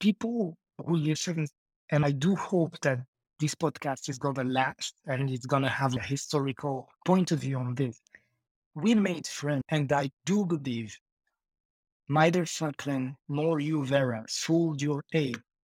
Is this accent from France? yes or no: no; Marrakesh, Marrakesh-Safi, Morocco; I'm from Morocco, Marrakech. It's like North Africa.